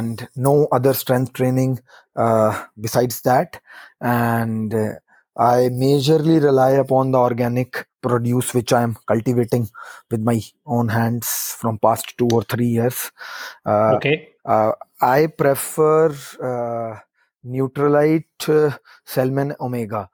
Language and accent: English; Yamunanagar, Haryana, India; from my hometown Yamunanagar